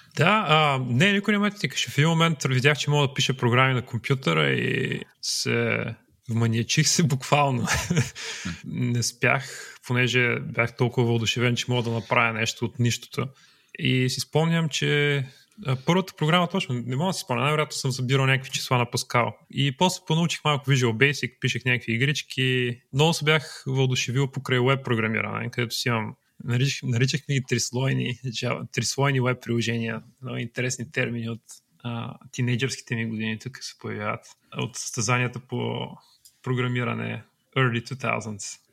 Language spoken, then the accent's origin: Bulgarian; Troyan, Lovech Province, Bulgaria; Аз съм от Троян